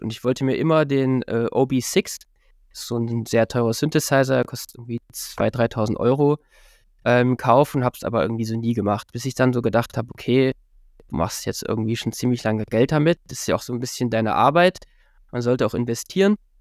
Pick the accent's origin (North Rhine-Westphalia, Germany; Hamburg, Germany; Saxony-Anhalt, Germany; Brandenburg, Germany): Saxony-Anhalt, Germany; Halle; in meiner Heimatstadt Halle